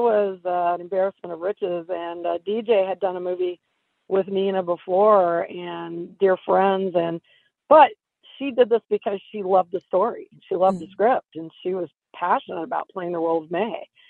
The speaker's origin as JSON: {"language": "English", "town": "Sacramento", "region": "California", "country": "United States", "tie": "born or raised there", "said": "I'm from Northern California, specifically Sacramento"}